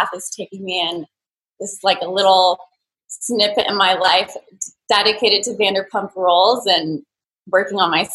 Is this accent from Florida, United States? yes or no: no; Thousand Oaks, California, United States; I'm from Thousand Oaks, California. It's a suburb a little bit north